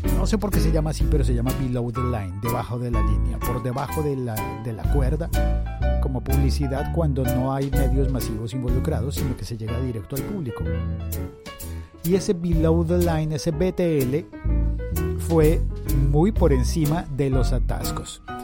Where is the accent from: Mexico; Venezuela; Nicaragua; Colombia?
Colombia; en mi país se llama domicilios.com bueno, en Colombia